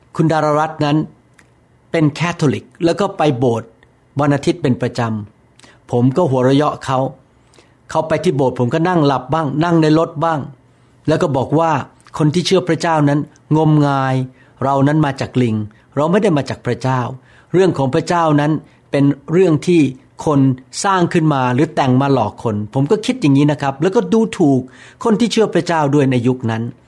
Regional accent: Bangkok, Thailand; now in Bellevue, United States; เกิดที่กรุงเทพและโตขึ้นมา

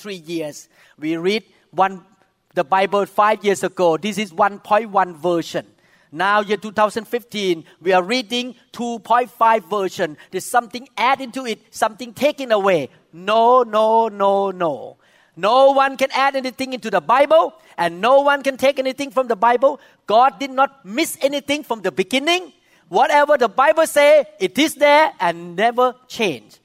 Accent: Thailand; moved away; I came from Thailand

